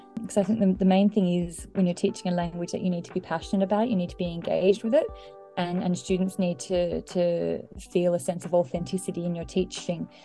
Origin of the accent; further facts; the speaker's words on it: Australia; I was born and raised in Australia from a completely monolingual, monocultural Anglo family